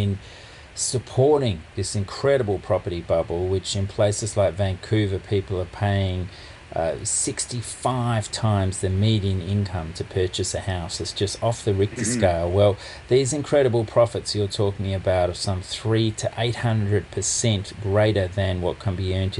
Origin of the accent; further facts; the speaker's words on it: Melbourne, Victoria, Australia; here in my hometown of Melbourne